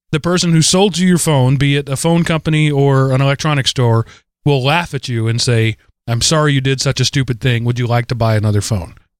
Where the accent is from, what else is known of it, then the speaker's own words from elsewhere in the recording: United States; I'm an American